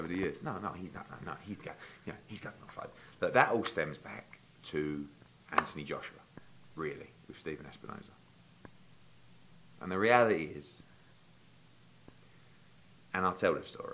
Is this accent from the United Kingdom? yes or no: yes; United Kingdom; the loudmouth Brit